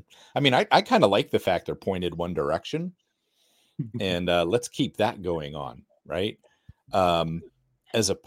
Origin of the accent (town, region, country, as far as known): United States